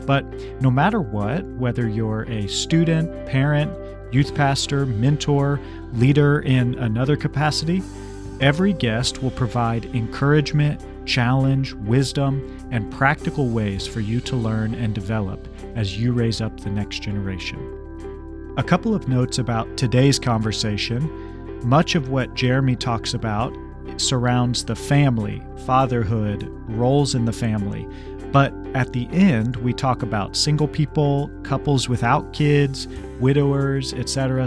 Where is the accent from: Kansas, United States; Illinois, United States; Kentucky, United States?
Kansas, United States; I'm from Kansas, which is definitely the Midwest.